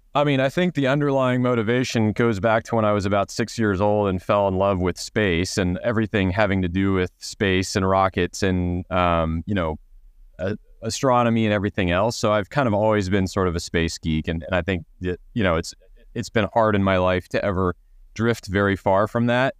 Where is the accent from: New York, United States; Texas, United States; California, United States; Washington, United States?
Texas, United States; I grew up in Texas, so we grew up on a large property